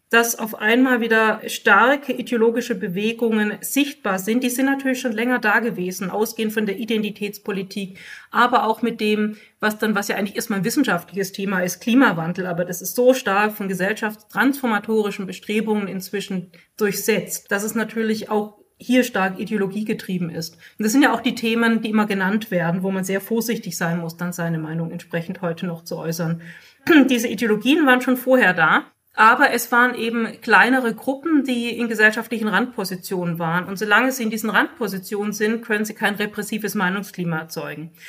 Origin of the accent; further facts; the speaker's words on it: Germany; bei uns in Deutschland